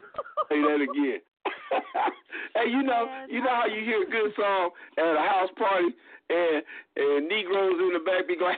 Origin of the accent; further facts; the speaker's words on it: Ohio, United States; moved away; also born or lived in Atlanta, Georgia; I'm originally from Ohio.